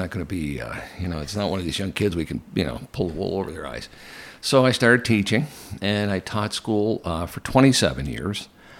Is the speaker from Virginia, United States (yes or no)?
no; Keeseville, New York, United States; I'm from Keysville originally